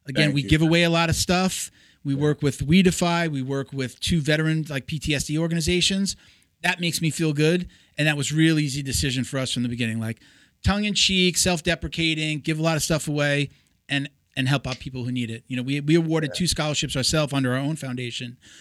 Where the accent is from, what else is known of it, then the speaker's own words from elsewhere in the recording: New York, United States; accent: New York; moved away as an adult; now in Florida, United States; I'm from New York. So I know, you know, I still got the, hey, you know, like the coffee, water, mother, you know. Everybody I moved down to Florida with was from New York. So it was hard to lose the accent